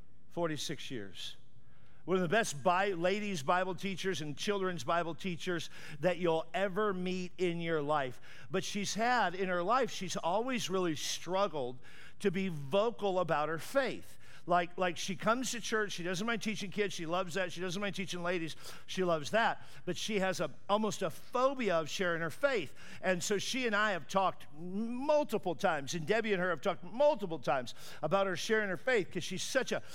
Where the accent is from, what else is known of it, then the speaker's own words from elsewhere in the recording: California, United States; I'm from California, where we have fun and we enjoy life.